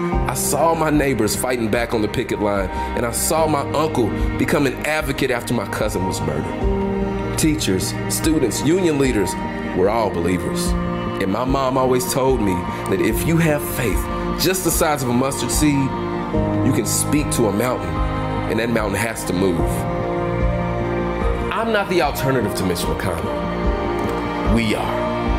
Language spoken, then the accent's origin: English; Louisville, Kentucky, United States; So I grew up in the West End of Louisville. I live in 40203, the poorest zip code in the state.